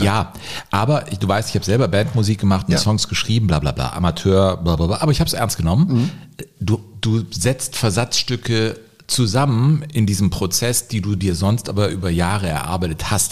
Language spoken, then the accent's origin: German; Cologne, North Rhine-Westphalia, Germany; komme ich als gebürtiger Kölner